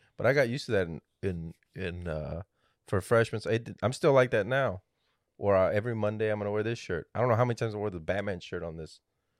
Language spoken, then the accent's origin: English; Texas, United States; now in San Antonio, United States; Yeah, I grew up in the Valley.